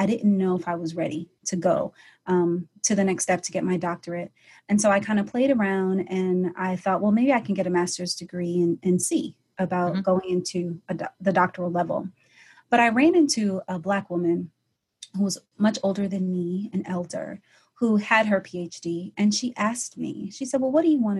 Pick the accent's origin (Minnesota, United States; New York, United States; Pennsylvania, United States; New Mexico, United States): New York, United States; New York City; I am originally from Brooklyn, New York, and I kind of grew up in a family of kind of warrior women